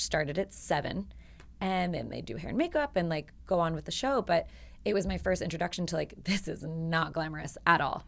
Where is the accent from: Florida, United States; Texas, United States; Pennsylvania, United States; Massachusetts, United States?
Pennsylvania, United States; Philadelphia; I was from, born and raised in Philadelphia.